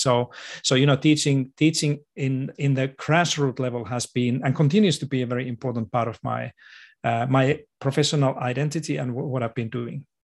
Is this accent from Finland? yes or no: yes; Finland; moved away as an adult; now in Australia; I was born in Finland to a family of teachers.